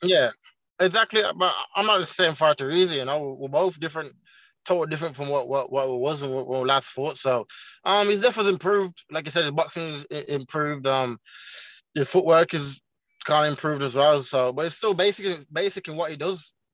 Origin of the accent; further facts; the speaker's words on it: Birmingham, West Midlands, United Kingdom; first language Jamaican Patois; also born or lived in Jamaica; my hometown Birmingham